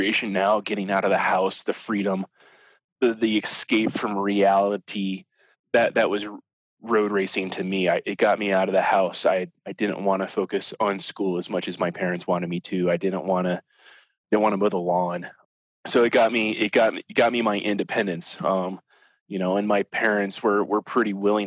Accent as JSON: {"language": "English", "region": "Southern Indiana", "country": "United States", "tie": "born or raised there", "moved": "yes", "said": "I mainly grew up in Southern Indiana"}